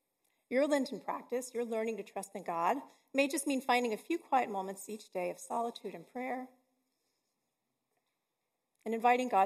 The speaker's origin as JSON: {"language": "English", "region": "Texas", "country": "United States", "said": "I'm from Texas"}